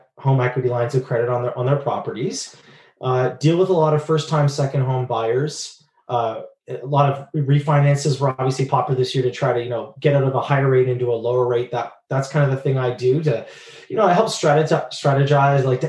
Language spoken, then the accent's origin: English; Waterloo, Ontario, Canada; now in north of Toronto, Canada; I am originally from Waterloo, Ontario.